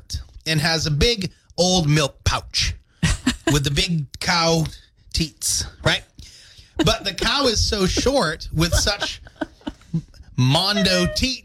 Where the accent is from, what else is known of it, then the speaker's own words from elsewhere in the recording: Windsor, Maine, United States; my hometown of Windsor